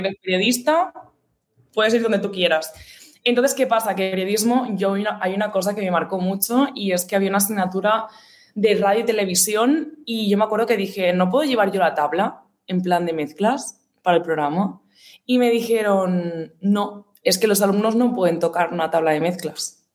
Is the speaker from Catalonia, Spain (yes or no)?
yes; Gavà, Catalonia, Spain; radio de mi pueblo, como tal, ¿sabes? De Gabá